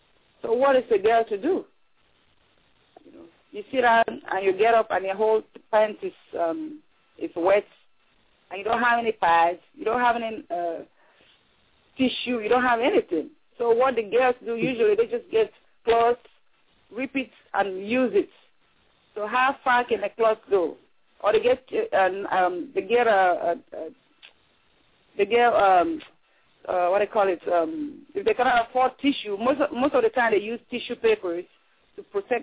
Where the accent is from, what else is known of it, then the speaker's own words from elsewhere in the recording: Nigeria; Like a typical Nigerian woman, I can only speak for what I know. I'm from Nigeria, so a typical Nigerian woman is often seen as the husband's property if he's married.